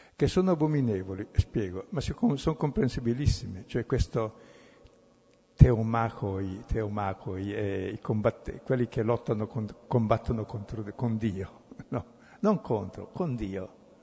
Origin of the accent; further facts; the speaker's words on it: Brescia, Lombardy, Italy; io sono bresciano